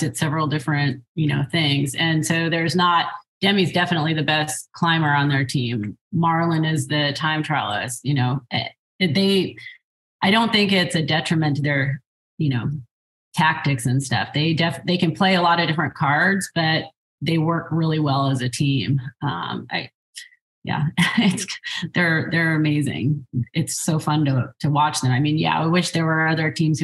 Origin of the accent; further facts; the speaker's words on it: United States; as an American